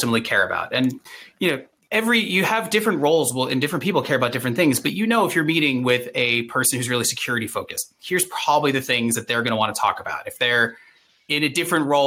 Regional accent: Boston, Massachusetts, United States; I grew up in Boston in the 80s and 90s

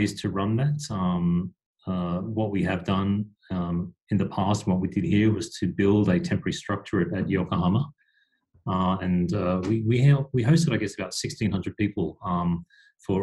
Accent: Australia; moved away as an adult; now in Japan; I'm an Aussie as well here in Japan

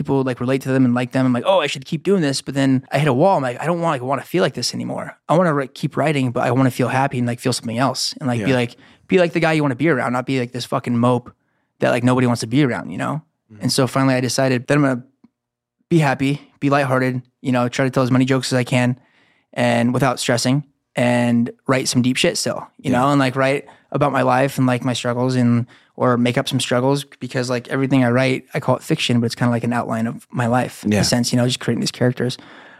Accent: Huntington, United States; moved away as an adult; I'm from Huntington, yeah.

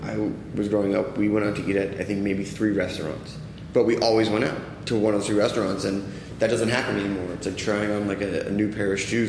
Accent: East Coast, United States; I'm from the East Coast.

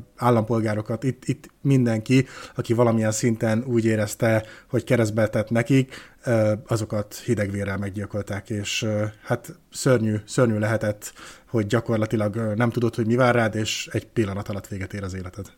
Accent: Hungary; magyar vagyok

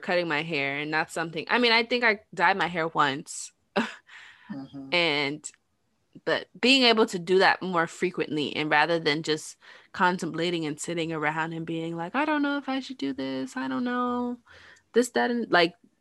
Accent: New York, United States; growing up in New York

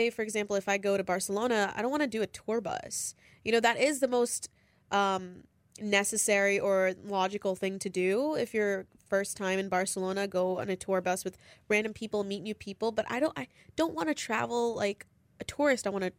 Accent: India; born there; I was born in India, so I would go back every 3 years. But that's like, that's home, you know?

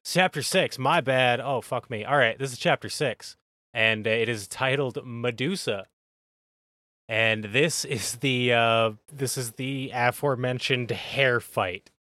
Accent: United States; we're from America

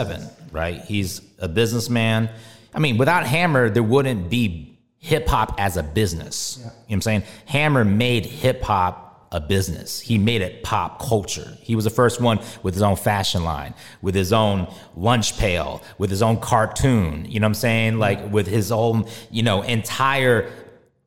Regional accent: Bay Area, California, United States; I grew up in the Bay Area

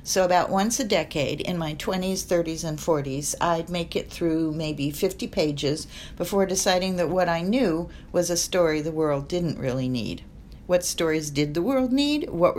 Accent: Egypt; born there; My mother was Swiss, my father English and Syro-Lebanese, and I was born in Egypt.

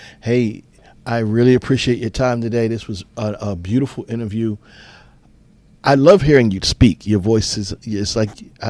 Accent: New York, United States; now in New Jersey, United States; I'm born and raised in Manhattan. I live in Jersey.

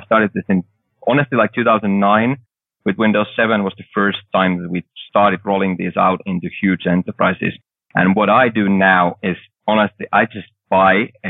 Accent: Finland; I'm coming from Finland with, like, we had one big company before

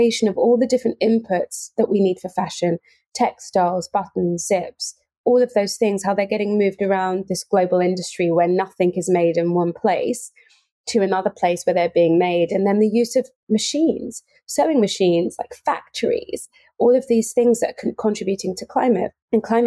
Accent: Cambridge, East of England, United Kingdom; born and raised in Cambridge

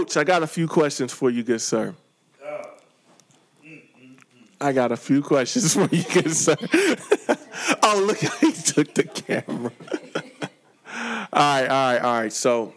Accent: St. Louis, Missouri, United States; also born or lived in Chicago; now in California, United States; I come from St. Louis, Missouri, lived in Chicago, and now I'm in California.

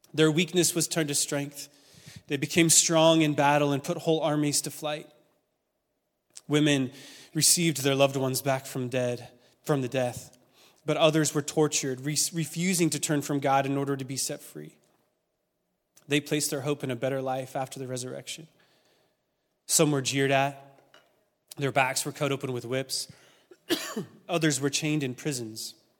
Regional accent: Oregon, United States; moved away; I'm a West Coast kid. I grew up in Oregon

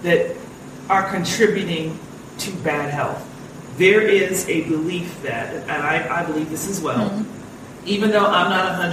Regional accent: United States; moved away as an adult; also born or lived in Los Angeles, California; I'm first generation American, have traveled the world over and over, but still I am primarily an American at heart

